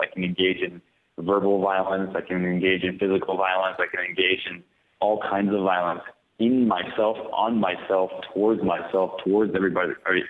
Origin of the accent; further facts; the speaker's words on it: United States; first language English; also born or lived in Madrid; I'm American, and I sort of came of age when the United States went to war in Iraq